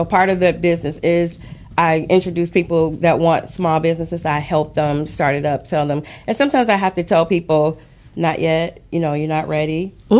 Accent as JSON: {"language": "English", "town": "Detroit", "region": "Michigan", "country": "United States", "tie": "born or raised there", "also_born_or_lived": "Highland Park, Michigan", "moved": "as an adult", "lives_now": "Denton, United States", "said": "So I'm originally from Detroit. I was technically born in Highland Park, but raised in Detroit."}